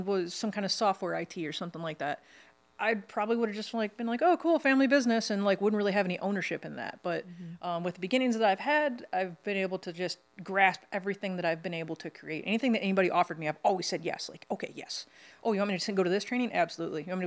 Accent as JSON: {"language": "English", "region": "Michigan", "country": "United States", "said": "I'm from Michigan, I put S's on everything, like Kroger's and Ford's."}